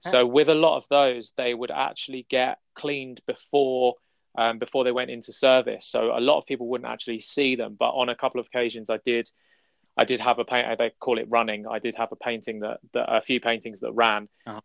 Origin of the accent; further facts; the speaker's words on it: London, United Kingdom; I'm I'm from London, um, and I I travel around the city